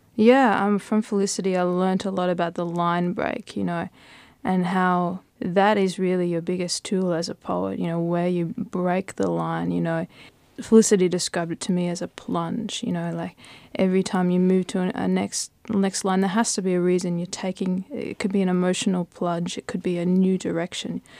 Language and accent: English; Brisbane, Queensland, Australia; we grew up in Brisbane